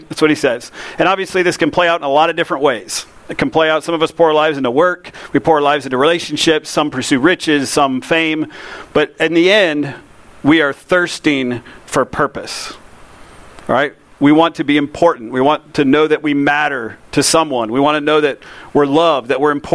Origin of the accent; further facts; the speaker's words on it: Lakeland, Florida, United States; I grew up in Lakeland